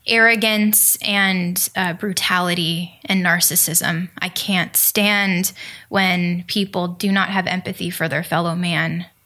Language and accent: English; Los Angeles, California, United States; born there; I was born in Los Angeles, but I traveled the world and almost every 50 almost every 50 states